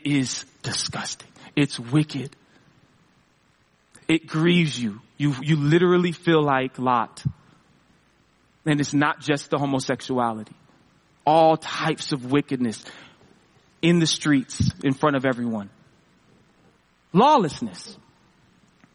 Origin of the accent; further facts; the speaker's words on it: Seattle, Washington, United States; I'm from Seattle